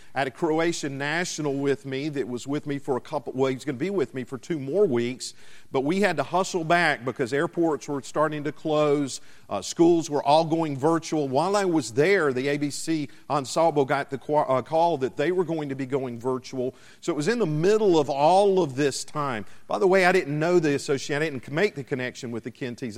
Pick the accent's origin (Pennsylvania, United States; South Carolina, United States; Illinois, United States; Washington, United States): South Carolina, United States; my home state of South Carolina